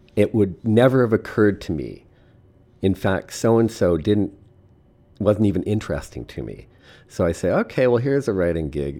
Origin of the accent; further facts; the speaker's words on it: Eastern Canada, Canada; also born or lived in Montreal; now in Saskatoon, Canada; I'm really from the east